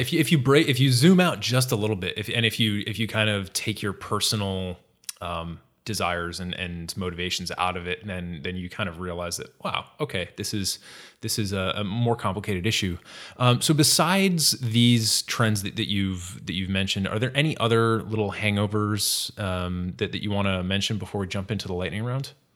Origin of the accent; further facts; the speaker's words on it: Massachusetts, United States; moved away; I'm from Massachusetts originally